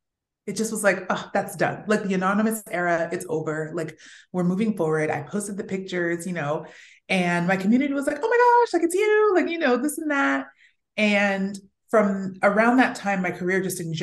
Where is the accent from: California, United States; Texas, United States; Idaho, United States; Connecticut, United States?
California, United States; Fresno; moved away; also born or lived in New York City; I grew up in Fresno, California